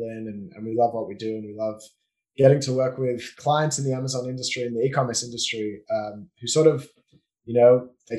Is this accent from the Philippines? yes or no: no; Australia; moved away as an adult; now in Israel; I grew up in Australia until I was 19, born and bred, and that's my accent, and moved to Israel when I was 19